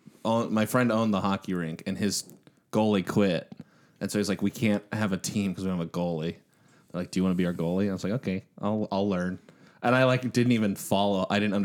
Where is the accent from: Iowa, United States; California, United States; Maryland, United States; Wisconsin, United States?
Wisconsin, United States; Brookfield; In Brookfield, Wisconsin.